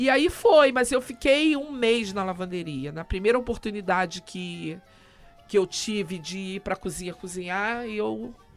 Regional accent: Rio de Janeiro, Brazil; A minha família é de Minas, eu sou carioca, mas meus pais é, são de Minas

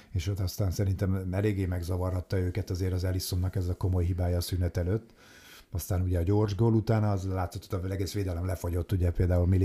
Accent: Hungary; így magyarként

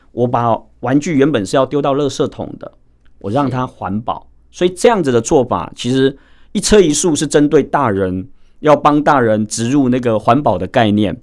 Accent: Wanli, New Taipei, Taiwan; 因为我自己本身是在万里归侯海边长大的

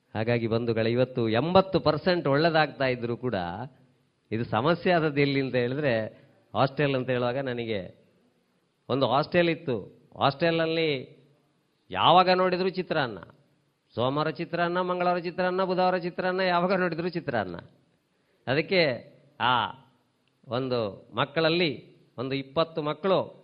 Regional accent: Tulu Nadu, India; ನಮ್ಮ ಊರಿನಲ್ಲಿ ನಮ್ಮ ಭಾರತ ದೇಶದಲ್ಲಿ ಅದು ಸಹ ನಮ್ಮ ತುಳುನಾಡಿನಲ್ಲಿ

